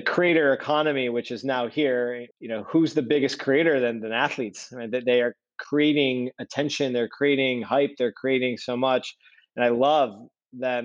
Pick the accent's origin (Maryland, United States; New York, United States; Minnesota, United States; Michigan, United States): Michigan, United States; Detroit; now in Chicago, United States; I'm from Detroit, from the suburbs of Detroit